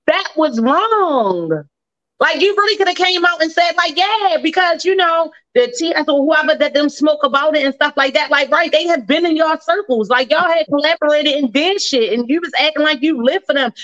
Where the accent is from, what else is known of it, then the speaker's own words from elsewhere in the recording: Baltimore, Maryland, United States; my hometown, Baltimore City